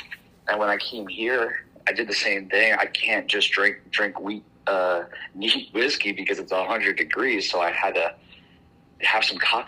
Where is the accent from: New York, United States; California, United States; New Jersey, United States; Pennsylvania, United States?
New Jersey, United States; moved away as an adult; now in Austin, United States; No, I'm actually originally from New Jersey.